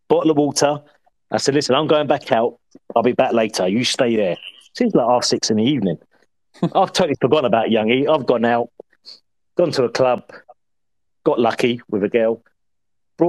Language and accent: English; Barnet, London, United Kingdom; I'm from Barnet